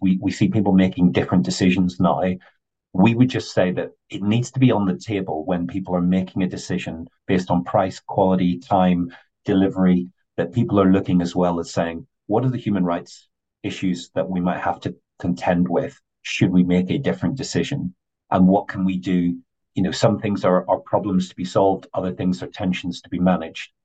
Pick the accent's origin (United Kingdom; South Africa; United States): United Kingdom; Northern Ireland; I grew up in Northern Ireland